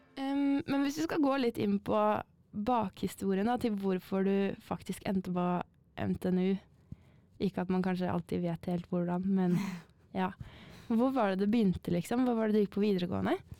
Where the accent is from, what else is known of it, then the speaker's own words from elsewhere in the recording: Northern Norway, Norway; moved away; fra Nord-Norge opprinnelig